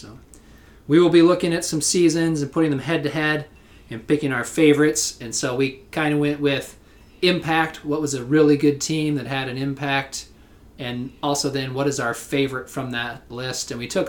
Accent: Eastern Iowa, United States; We're from Eastern Iowa.

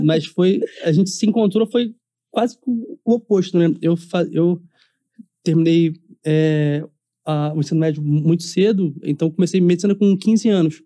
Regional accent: Belford Roxo, Rio de Janeiro, Brazil; eu vim de Bel, Belfor Roxo

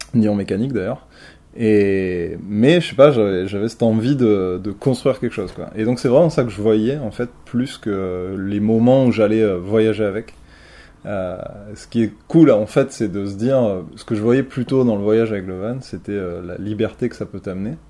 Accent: Marseille, Provence-Alpes-Côte d'Azur, France; moved away as an adult; also born or lived in Paris; je suis originaire de Marseille. J'ai pas mal vécu à Marseille euh, pendant toute ma jeunesse

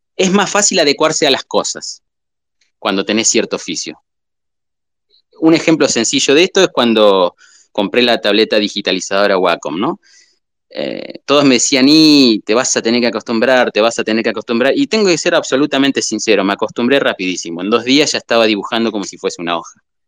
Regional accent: southern Buenos Aires, Argentina; moved away as an adult; now in Entre Ríos, Argentina; nací en el sur de Buenos Aires y ahora hace varios años, 15, 16, no me acuerdo cuánto, que estoy viviendo en Entre Ríos

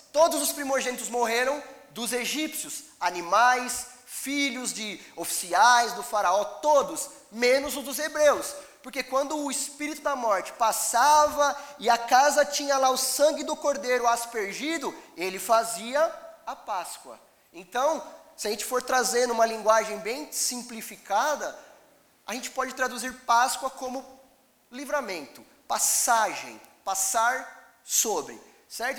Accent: Brazil; como bons brasileiros

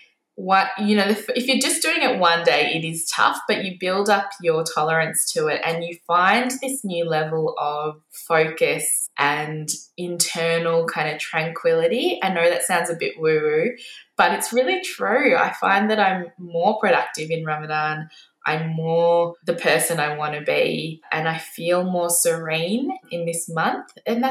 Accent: India; Being Indian, I grew up watching cricket.

